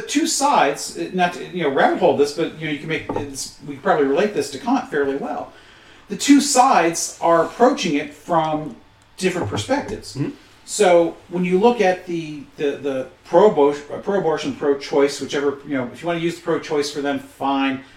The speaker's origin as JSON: {"language": "English", "region": "Michigan", "country": "United States", "tie": "born or raised there", "said": "being born and bred in Michigan, even though my parents both come from Eastern Kentucky"}